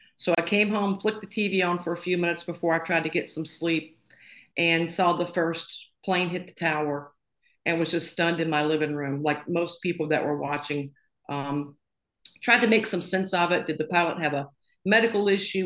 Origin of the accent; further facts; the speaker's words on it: a little town outside of Tupelo, Mississippi, United States; moved away as an adult; also born or lived in Florida; I grew up in a little town outside of uh, Tupelo, Mississippi